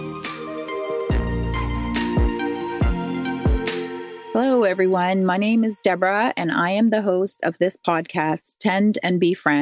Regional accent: Newfoundland and Labrador, Canada; I'm a Newfoundlander and I am one of seven children.

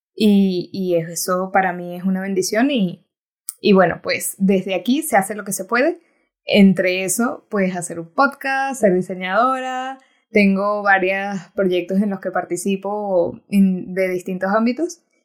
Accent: Timotes, Mérida, Venezuela; moved away; Soy de una, un pueblo pequeñito en Venezuela que el que me está escuchando se llama Timotes, pueden ir a buscarlo en el mapa, no pasa nada si no lo conocen. es del estado Mérida.

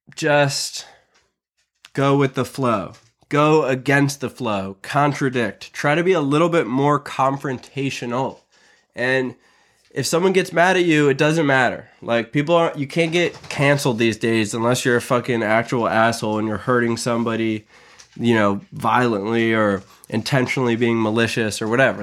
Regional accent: United States

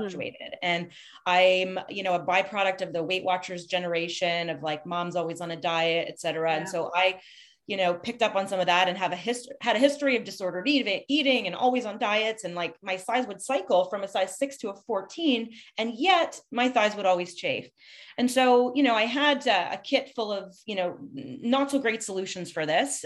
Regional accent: Montreal, Quebec, Canada; now in Toronto, Canada; I'm from Montreal. I mean, I've been living in Toronto

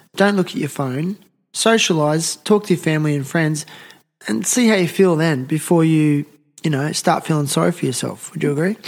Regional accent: Nowra, New South Wales, Australia; I'm from Nowra. I was born there.

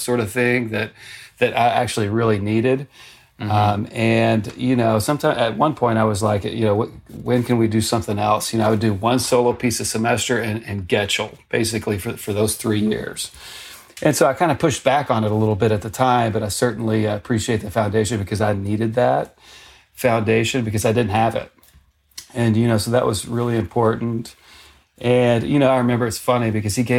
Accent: Arkansas, United States; moved away as an adult; to go to my home state university. And so, you know, I had a good teacher there, a guy named Bob Bright, but went to the University of Arkansas

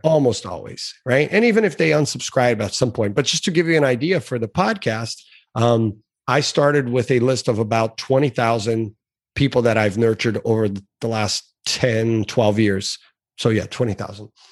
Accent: South Florida, United States; also born or lived in Brazil; I had been here in the United States for a year. So we came from Brazil originally to South Florida

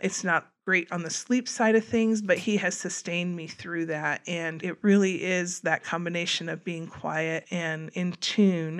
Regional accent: Wabash, Indiana, United States; moved away as an adult; also born or lived in Colorado; grew up in, in Wabash, though, went to school in Wabash

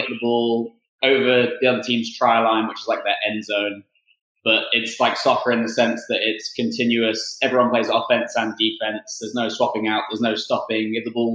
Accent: Northampton, East Midlands, United Kingdom; moved away as an adult; also born or lived in Canada; now in Houston, United States; I'm from Northampton in England originally

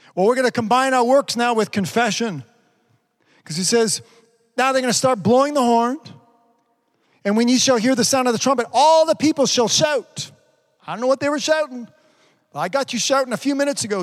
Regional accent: Canada; pray for my prime minister

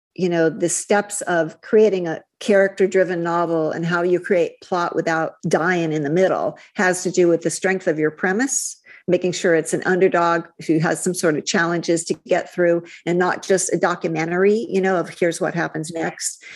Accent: Midwest, United States; moved away; also born or lived in California; growing up in the Midwest with cheerleaders and beauty queens

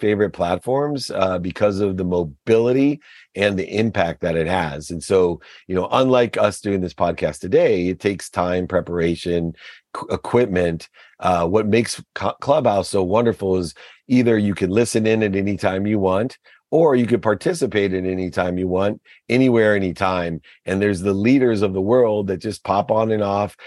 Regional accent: Akron, Ohio, United States; I grew up in Akron, Ohio with a single mom

